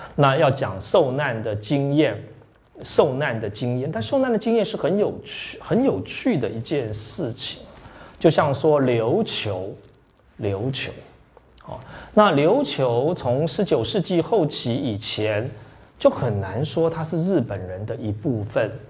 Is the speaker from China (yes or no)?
no; Taiwan; also born or lived in Yonghe, New Taipei; 我们台湾